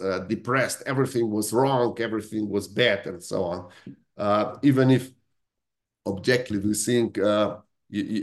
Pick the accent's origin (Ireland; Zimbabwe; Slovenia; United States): Slovenia; also born or lived in Italy (ancestry); now in United Kingdom; I come from Italian family that was that was really shaped by outside circumstances. Because on the same piece of land, in the same house, in 100 years, there are 4 different countries that we used to live in. It was Austrian Empire, then it was Italy, then it was Yugoslavia, and now in Slovenia